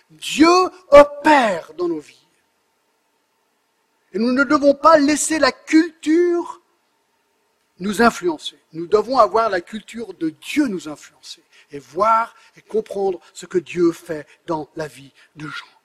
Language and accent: French; France; born there; j'habite en France depuis presque 25 ans, mes trois enfants sont français, je suis né en France